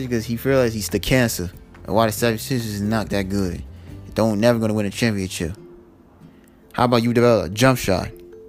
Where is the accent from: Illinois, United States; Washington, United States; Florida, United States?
Illinois, United States; Chicago; You know, I'm a Cubs fan. You know, I'm from Chicago.